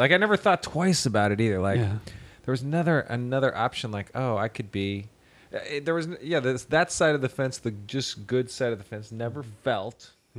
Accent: United States; as an American

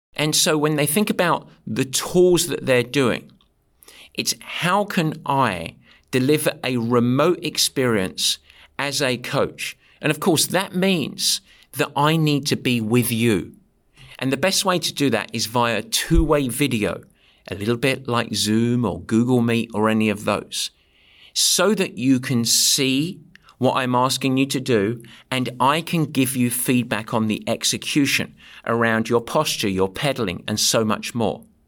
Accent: England, United Kingdom; When I swear as an Englishman, it sounds like poetry

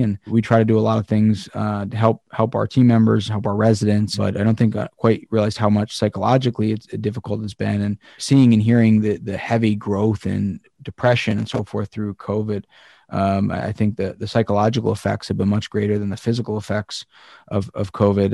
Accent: Pennsylvania, United States; Pennsylvania is, is where, my home state

